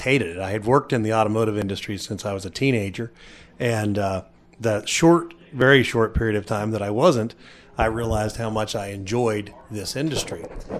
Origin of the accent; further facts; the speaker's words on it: Youngstown, Ohio, United States; moved away as an adult; When I graduated from college, from Youngstown State University in Ohio, which was my hometown, I moved to the Bright, Indiana area